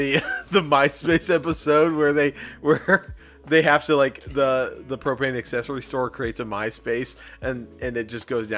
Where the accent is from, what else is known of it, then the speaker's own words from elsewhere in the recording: California, United States; growing up in California